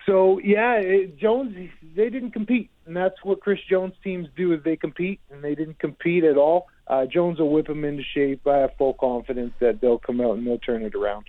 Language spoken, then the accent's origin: English; Winnipeg, Manitoba, Canada; my hometown team uh, in Winnipeg